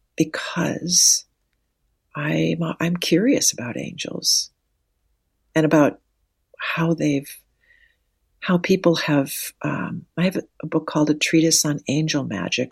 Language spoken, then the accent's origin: English; Wahpeton, North Dakota, United States; I grew up in Wapaton, North Dakota